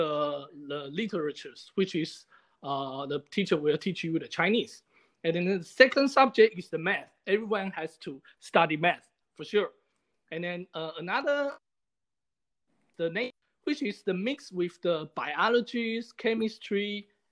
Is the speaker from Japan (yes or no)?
yes; Yokohama, Kanagawa, Japan; first language Mandarin; English is a second language; now in United States; I was born in Japan. And the city of the Yokohama